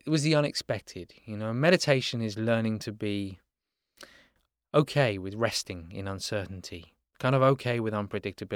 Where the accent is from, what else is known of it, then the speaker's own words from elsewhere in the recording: England, United Kingdom; moved away as an adult; now in Los Angeles, United States; we grow up with in England.